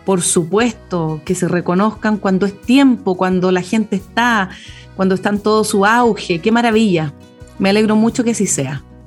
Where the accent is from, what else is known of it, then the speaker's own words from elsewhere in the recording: Chanco, Maule, Chile; now in Cauquenes, Chile; mi ciudad natal, que es Chanco